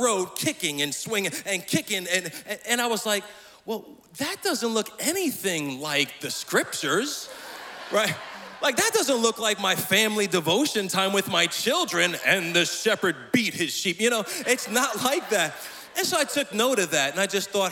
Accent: Lindenhurst, New York, United States; moved away; I am from Lindenhurst, Long Island, originally

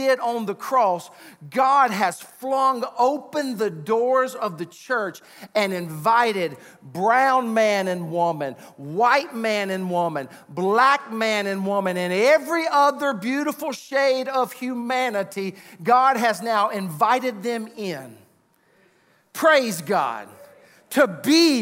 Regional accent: Sumter, South Carolina, United States; That's where my family was originally from, even though I grew up in Sumter

